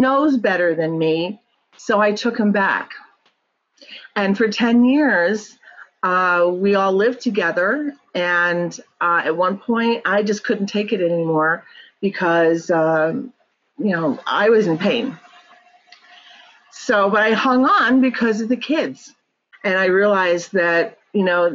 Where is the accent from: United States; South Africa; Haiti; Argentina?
United States; New York; moved away as an adult; now in California, United States; So I lived in New York, born and raised in New York.